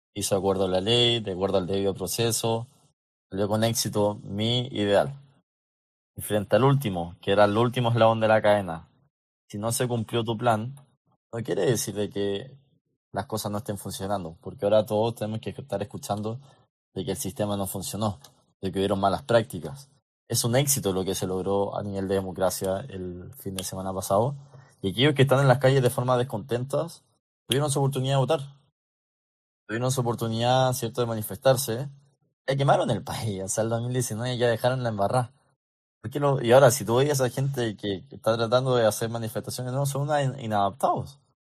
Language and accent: Spanish; Chile; muchos de los chilenos necesitamos eso